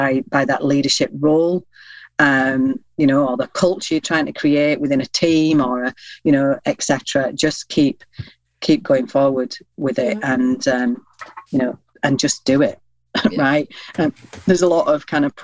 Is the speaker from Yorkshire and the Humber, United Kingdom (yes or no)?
yes; Yorkshire and the Humber, United Kingdom; I'm a Yorkshire lass